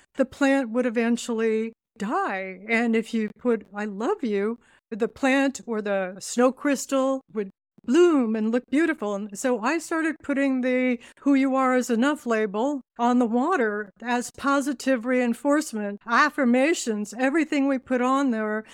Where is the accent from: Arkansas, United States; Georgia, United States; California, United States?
California, United States; Laguna Beach; also born or lived in Toronto; I grew up in Laguna Beach in California